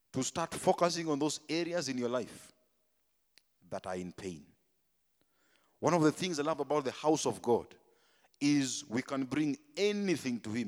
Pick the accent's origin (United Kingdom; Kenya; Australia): Kenya; Tigoni, Kiambu County; Me, I came from Tigoni, bana. Me, I was in Tigoni